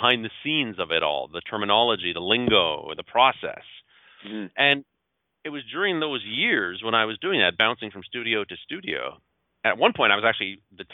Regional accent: Gatineau, Quebec, Canada; moved away as an adult; also born or lived in Toronto; I grew up in Hull, Quebec, ended up moving to Toronto when I was 19 or 20

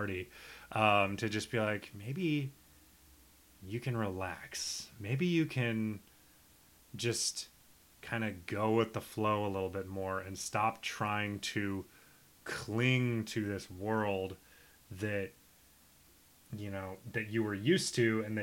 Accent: Nebraska, United States; also born or lived in Minnesota; now in New York, United States; I'm from this small town where I'd say 90% of everybody has subsequently left

